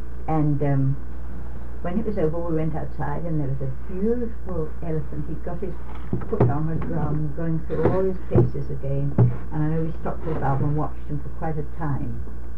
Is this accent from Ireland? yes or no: no; United Kingdom; I thought, well, I'm glad they don't know I'm a British woman